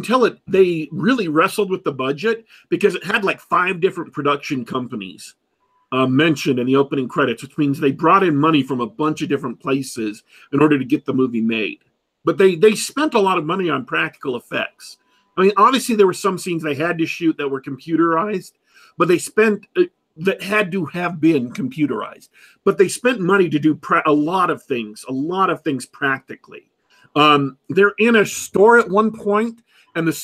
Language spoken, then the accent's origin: English; United States; I grew up here in America